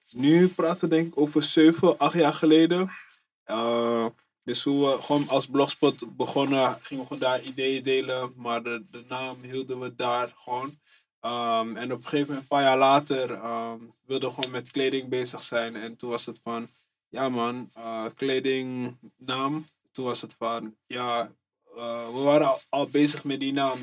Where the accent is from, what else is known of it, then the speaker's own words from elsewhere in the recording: Amsterdam, North Holland, Netherlands; Ik kom uit Amsterdam Oost, Eastside, buurt.